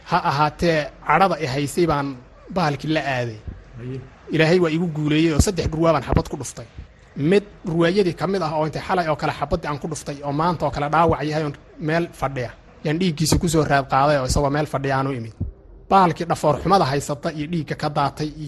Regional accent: Kebri Dahar, Somali Region, Ethiopia; waxaan ku soo koray anigu ama aan ku dhashay baadiye gobolka qoraxay magaalada qabri korkeeda meelahaas baadiyihii baan ku soo koray heer xoola dhaqataa ah oo geel dhaqataa ah baadiyihii baan ku barbaaray intaa kadib baan marka magaalada soo galay

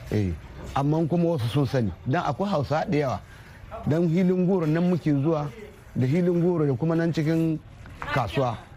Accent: Niger; moved away; ni dan Nijar ne kuma inda ne manomi na ƙauyen intuwila kuma 'ya'yana guda goma sha shida yau shekara ta 60 da wasu 'yan watanni

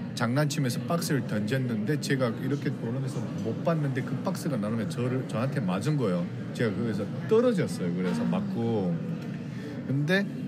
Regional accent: North Korea; also born or lived in South Korea; now in Los Angeles, United States; 제 고향 땅에까지 가려고

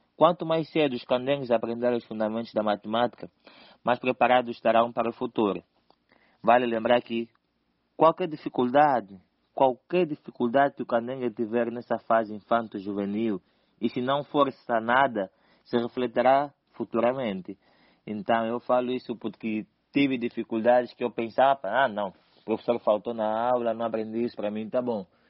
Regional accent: Cazenga, Luanda Province, Angola; escolhi o Kazenga porque é lá onde eu nasci, é lá onde eu cresci

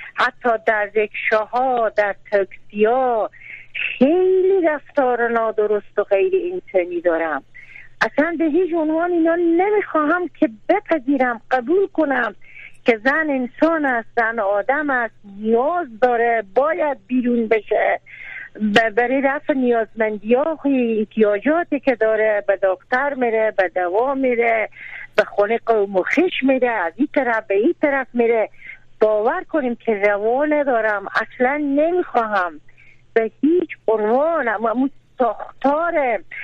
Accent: Karukh district, Herat, Afghanistan; ما در این ولسوالی کروخ چند روز پیش رفتم از این پین محله و زادگاه من

